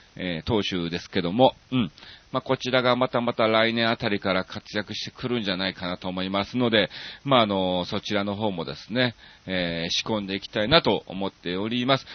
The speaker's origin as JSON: {"language": "Japanese", "region": "Kansai", "country": "Japan", "tie": "born or raised there", "also_born_or_lived": "Osaka", "moved": "as an adult", "lives_now": "Tokyo, Japan"}